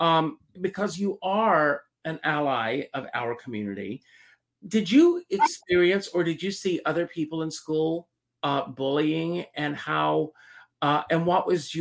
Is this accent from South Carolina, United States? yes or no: yes; South Carolina, United States; I grew up in South Carolina